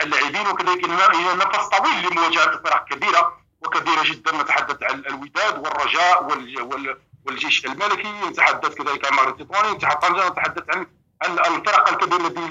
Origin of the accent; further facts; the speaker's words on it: Morocco; يشرفنا كمغاربه